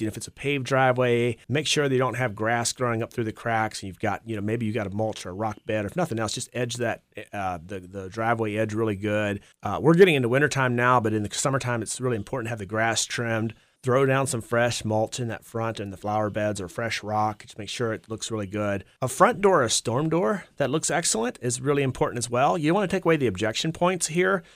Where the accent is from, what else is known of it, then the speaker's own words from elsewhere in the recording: Campbell County, Virginia, United States; also born or lived in Augusta County, Virginia; I was actually born in Augusta County, and when I was five years old, my parents moved moved to Campbell County, about twelve miles south of Rustburg. I'm the oldest of five kids. I grew up on a dairy farm